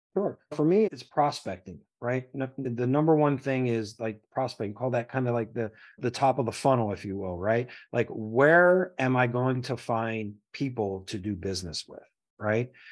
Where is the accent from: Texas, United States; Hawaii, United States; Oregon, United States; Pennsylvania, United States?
Pennsylvania, United States; Philadelphia; I came from the Philadelphia public school system, barely